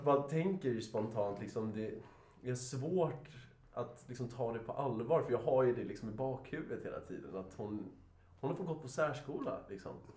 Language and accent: Swedish; Sweden; är svensk och vi är svensk